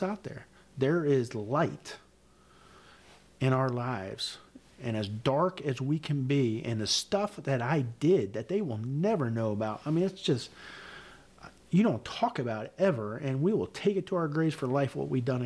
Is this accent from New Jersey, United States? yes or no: yes; Newton, New Jersey, United States; moved away as an adult; also born or lived in Connecticut; New Jersey, where I grew up in Newton